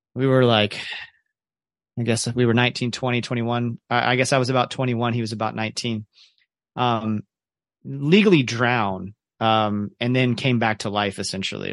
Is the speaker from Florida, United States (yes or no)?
yes; Ocala, Florida, United States; also born or lived in Kentucky / Jacksonville, Florida; now in Orlando, United States; I grew up in Central Florida